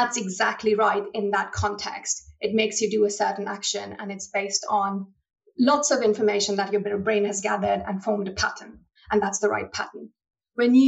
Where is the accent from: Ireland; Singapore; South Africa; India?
India; moved away as an adult; now in United Kingdom; I was born and raised in India and I'm a first generation immigrant to the UK.